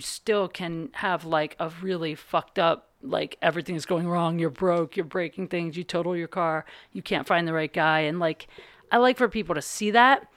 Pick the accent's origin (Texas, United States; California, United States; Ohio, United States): Ohio, United States; now in Los Angeles, United States; I'm from Ohio